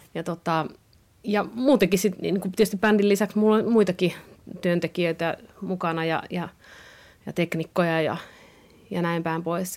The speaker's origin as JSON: {"language": "Finnish", "town": "Kuopio", "region": "North Savo", "country": "Finland", "tie": "born or raised there", "accent": "Savo", "moved": "as an adult", "lives_now": "Helsinki, Finland", "said": "No kyllähän se kuopiolaisuus ja savolaisuus on tosi vahvasti itsellä"}